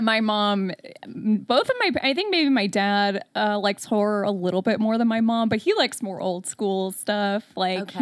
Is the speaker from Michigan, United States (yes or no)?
yes; Detroit, Michigan, United States; I'm from Metro Detroit